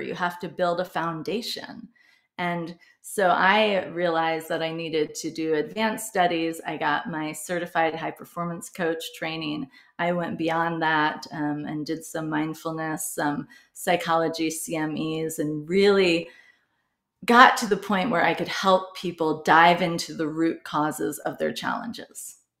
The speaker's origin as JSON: {"language": "English", "region": "Midwest", "country": "United States", "tie": "born or raised there", "said": "I grew up in the Midwest"}